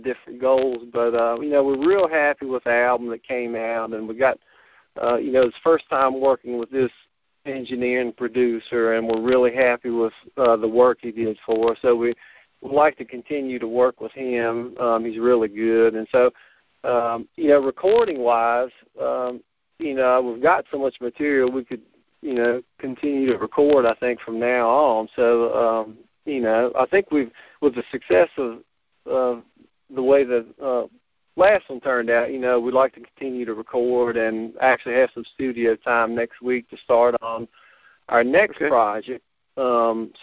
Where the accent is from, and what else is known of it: Botetourt County, Virginia, United States